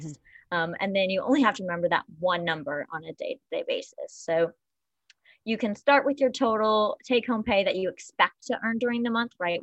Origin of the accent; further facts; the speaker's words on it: Paducah, Kentucky, United States; now in New York City, United States; I am from Paducah, Kentucky, um, small town